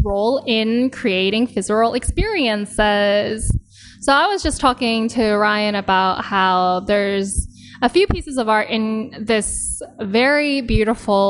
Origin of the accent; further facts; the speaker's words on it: West Coast, Canada; because we're both Canadians. But I grew up in the West Coast